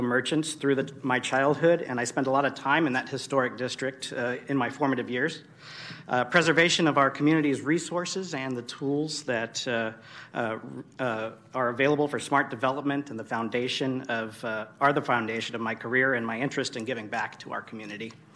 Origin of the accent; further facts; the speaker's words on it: Sacramento, California, United States; I was born and raised in Sacramento, and I have a strong interest in the development of my hometown.